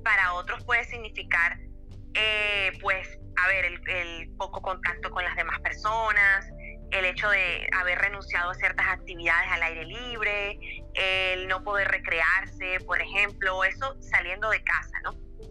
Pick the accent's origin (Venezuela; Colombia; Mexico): Venezuela; moved away; En mi país